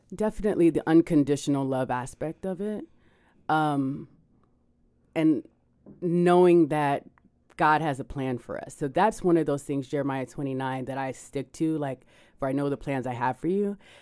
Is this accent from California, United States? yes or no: no; Miami, Florida, United States; I am from Miami